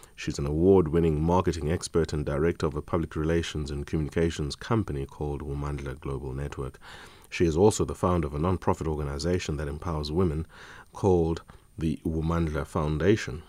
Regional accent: Eastern Cape, South Africa; an Eastern Caper just as I am

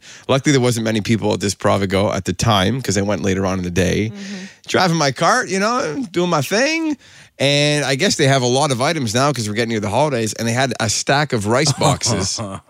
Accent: Montreal, Quebec, Canada; growing up in Montreal

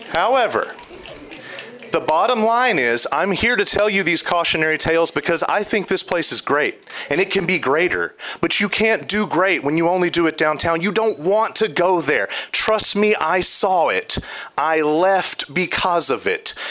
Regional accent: Nashville, Tennessee, United States; moved away as an adult; now in Grand Rapids, United States; I was born there

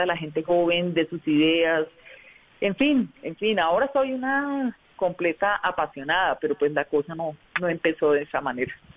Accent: Socorro, Santander, Colombia; also born or lived in Bucaramanga; now in Bogotá, Colombia; yo soy de provincia, yo soy del Socorro Santander y mi familia vivía en Bucaramanga y yo me vine a Bogotá buscando la vida

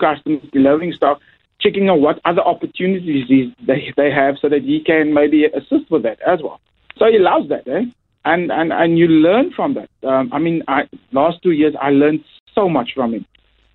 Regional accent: Cape Town, Western Cape, South Africa; I come from Mitchell's Plain, and I know the talent we have in Mitchell's Plain

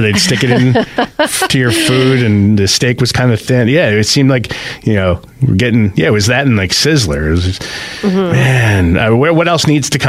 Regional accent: Bridgewater, New Jersey, United States; moved away; my hometown of Bridgewater, New Jersey

